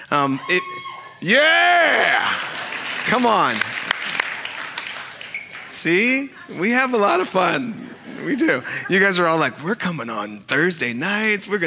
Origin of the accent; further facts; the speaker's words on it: Sacramento, California, United States; I, grew up in Sacramento, and and growing up in Sacramento, after um, like football games and baseball games or basketball games, um, we would always go to Taco Bell